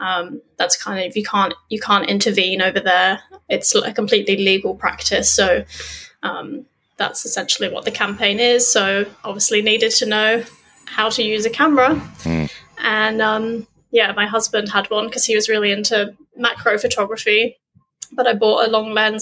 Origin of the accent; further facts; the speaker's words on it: Weymouth, South West England, United Kingdom; moved away as an adult; now in Australia; I grew up in England on the south coast, little sleepy town called Weymouth